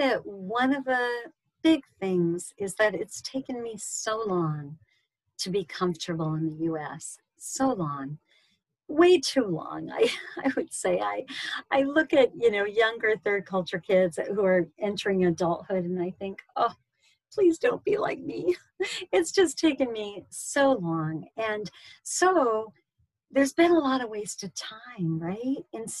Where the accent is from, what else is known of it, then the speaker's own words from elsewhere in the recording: Pakistan; All their gold. I grew up in Pakistan.